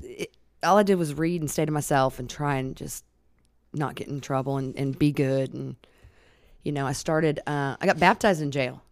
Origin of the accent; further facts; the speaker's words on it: Alaska, United States; I was born and raised in Alaska